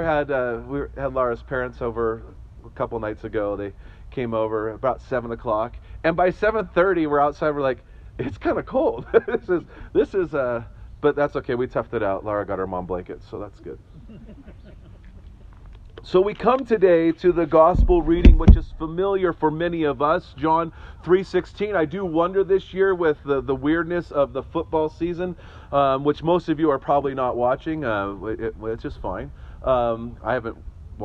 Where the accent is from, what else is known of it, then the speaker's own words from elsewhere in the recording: Northern California, United States; moved away; someone who grew up in Northern California